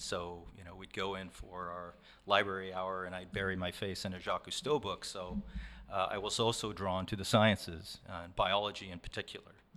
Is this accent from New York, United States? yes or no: no; Warrenton, Oregon, United States; born and raised in Warrenton, Oregon